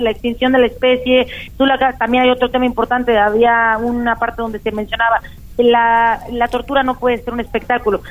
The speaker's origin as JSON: {"language": "Spanish", "region": "Puebla", "country": "Mexico", "said": "como poblanos, como poblanas"}